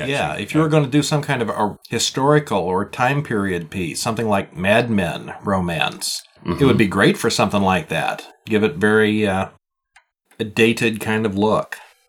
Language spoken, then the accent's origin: English; Montreal, Quebec, Canada; 2 are in French. I'm from Montreal.